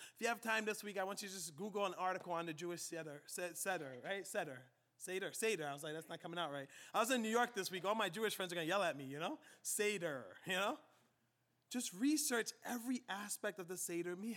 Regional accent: Liberia; moved away; my home country of Liberia

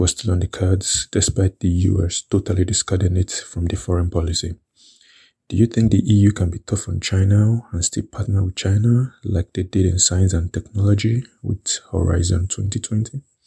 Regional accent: Nigeria; moved away as an adult; also born or lived in Europe; now in Lisbon, Portugal; I am a Nigerian who has lived in Europe for over four years

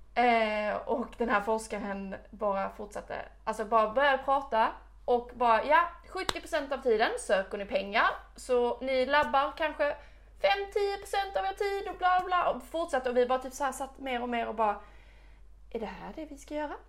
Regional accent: Växjö, Kronoberg County, Sweden; Kommer från Växjö

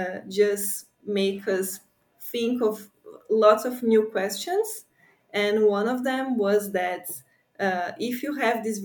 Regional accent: near São Paulo, Brazil; moved away as an adult; now in New York, United States; I'm from São Paulo, which is a very big city, but I grew up in a tropical forest very close to São Paulo, which is just 30 minutes away

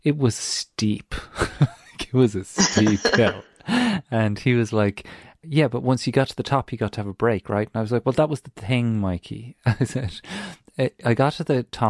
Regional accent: Ireland; moved away; as an Irish person who knows hills, who've hiked hills back home

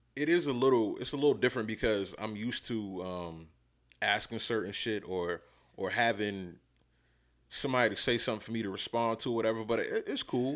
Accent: New York, United States; as a kid growing up in New York in the beginning

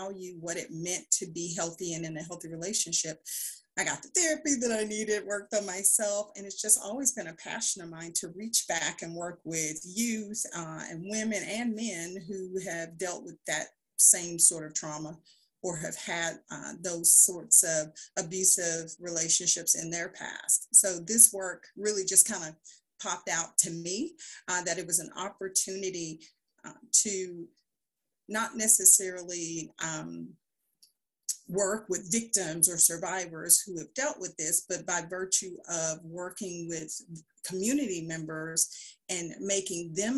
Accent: Huntsville, Alabama, United States; I'm originally from Huntsville, Alabama. I'm the daughter of a teen mom.

